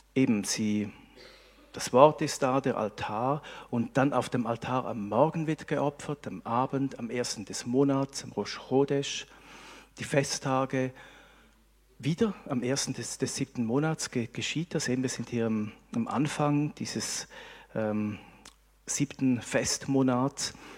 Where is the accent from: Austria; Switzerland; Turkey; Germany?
Switzerland; wir als Schweizer